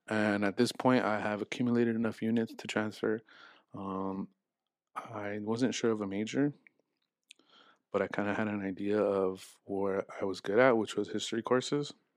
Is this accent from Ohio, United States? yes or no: no; Los Angeles, California, United States; moved away as an adult; I'm from Los Angeles, uh, from the San Fernando Valley, specifically in North Hollywood.